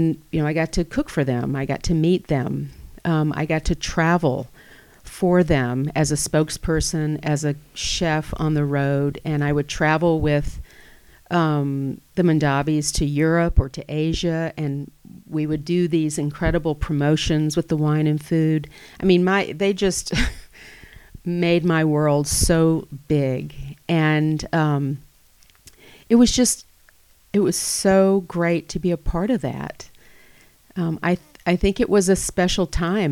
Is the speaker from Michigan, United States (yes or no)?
no; Atlanta, Georgia, United States; moved away as an adult; now in Napa Valley, United States; I grew up in Atlanta